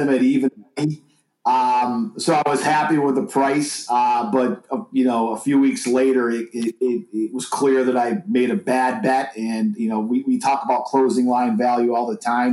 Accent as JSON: {"language": "English", "region": "New York", "country": "United States", "tie": "born or raised there", "moved": "yes", "said": "my home state of, of, New York for a couple of weeks here, visiting family and stuff"}